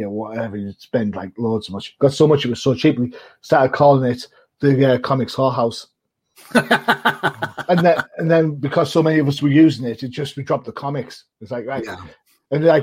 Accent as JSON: {"language": "English", "country": "United Kingdom", "said": "being a Brit"}